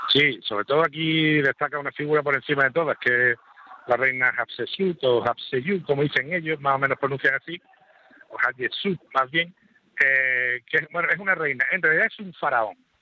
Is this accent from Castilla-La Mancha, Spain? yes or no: no; Andalusia, Spain; somos todos andaluces